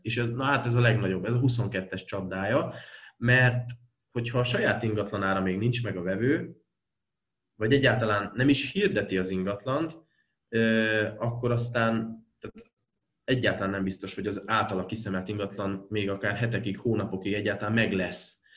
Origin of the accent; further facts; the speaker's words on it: Veszprém, Veszprém County, Hungary; nagy lokárpatrióta vagyok, mert alapvetően Veszprémi vagyok